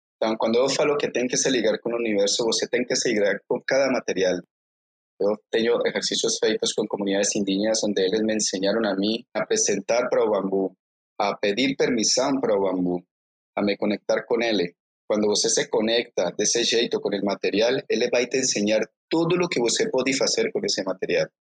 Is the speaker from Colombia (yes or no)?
yes; Colombia; yo soy de Colombia, ¿eh? Soy de una región muy específica.